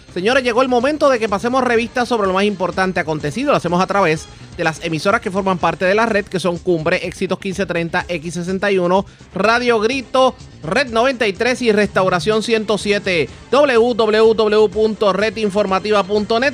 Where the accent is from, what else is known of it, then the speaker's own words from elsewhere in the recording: Puerto Rico; nosotros mismos como puertorriqueños